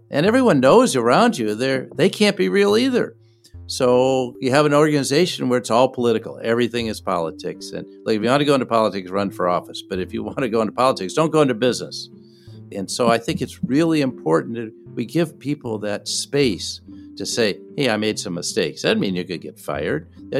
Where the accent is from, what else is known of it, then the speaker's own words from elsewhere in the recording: Minneapolis, Minnesota, United States; In Minneapolis, my hometown, we had the killing of George Floyd by police officers.